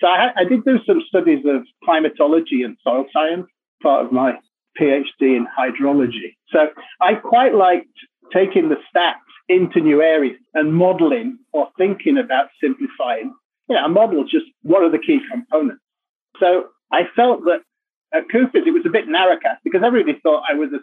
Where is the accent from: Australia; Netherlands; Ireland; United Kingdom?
United Kingdom; Leeds, Yorkshire and the Humber; moved away; also born or lived in Japan; I was born in Leeds, which is in Yorkshire